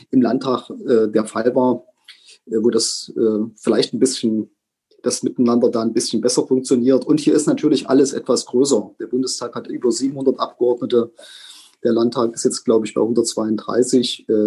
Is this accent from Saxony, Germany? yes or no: yes; Saxony, Germany; Ich bin gerne Sachse, ich bin stolzer Sachse, ich freue mich, dass ich aus Sachsen komme